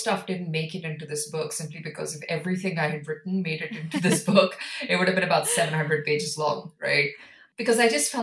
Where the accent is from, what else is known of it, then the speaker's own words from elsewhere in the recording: India; I come from India